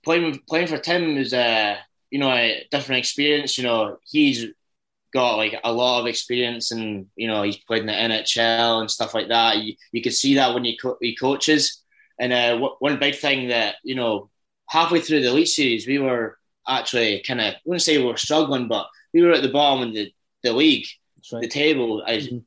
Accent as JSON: {"language": "English", "town": "Dundee", "region": "Scotland", "country": "United Kingdom", "tie": "born or raised there", "accent": "Scottish", "said": "I'm from Dundee"}